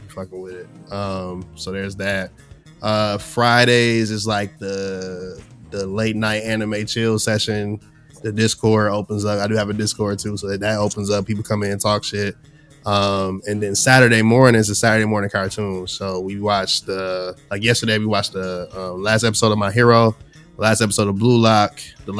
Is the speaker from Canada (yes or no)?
no; Jamaica; me being Jamaican